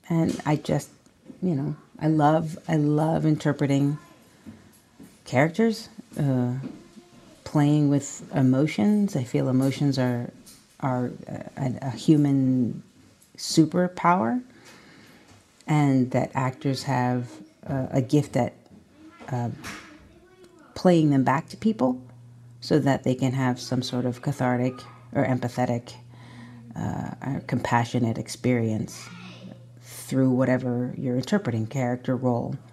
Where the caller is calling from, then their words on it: Glen Spey, New York, United States; I'm signing in from Glen Spey, New York, upstate, two hours out of the city, because we've escaped to this little Nell in the woods.